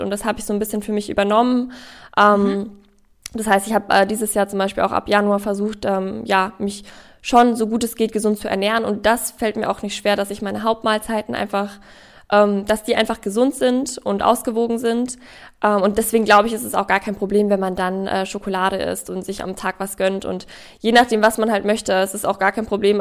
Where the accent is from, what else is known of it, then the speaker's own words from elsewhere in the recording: Ingolstadt, Bavaria, Germany; Ich bin in Ingolstadt ja aufgewachsen